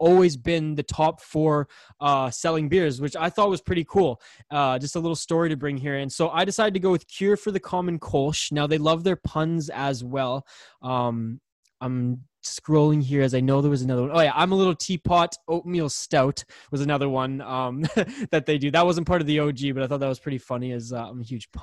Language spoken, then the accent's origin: English; Vancouver Island, British Columbia, Canada; I'm from Vancouver Island, from the West Coast